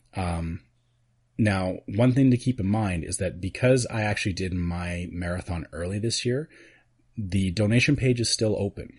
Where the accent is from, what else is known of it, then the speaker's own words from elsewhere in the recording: Canada; being Canadian, we've already had Thanksgiving